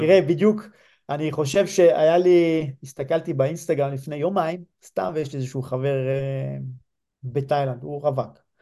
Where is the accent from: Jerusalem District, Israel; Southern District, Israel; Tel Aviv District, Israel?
Southern District, Israel; Lehavim; moved away; גדלתי אמנם בלהבים, זה יישוב לא מושב